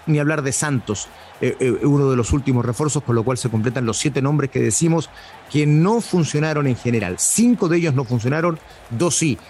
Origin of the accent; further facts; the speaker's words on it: Puerto Natales, Magallanes and Chilean Antarctica, Chile; moved away; todos los años vengo a Puerto Natales, a mi pueblo